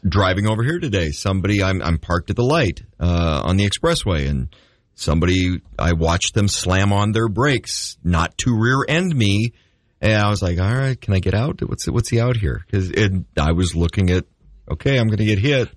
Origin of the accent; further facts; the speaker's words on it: Red River Valley, North Dakota, United States; growing up in the River Valley of North Dakota